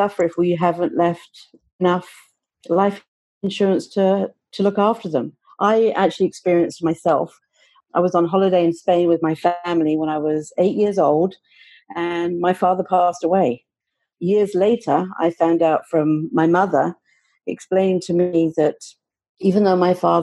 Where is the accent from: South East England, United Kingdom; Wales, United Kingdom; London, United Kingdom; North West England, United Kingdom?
London, United Kingdom; moved away as an adult; now in Oakville, Canada; I was born and raised in London, England, hence I have an accent